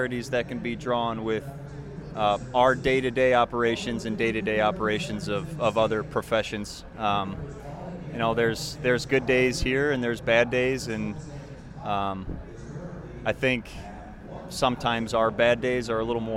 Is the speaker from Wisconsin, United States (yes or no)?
yes; Hortonville, Wisconsin, United States; also born or lived in Madison, Wisconsin; growing up in Hortonville, I love Hortonville